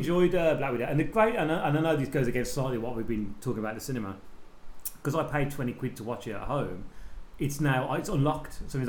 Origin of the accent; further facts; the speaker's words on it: England, United Kingdom; I'm English and because we're ignorant, we don't speak any other language.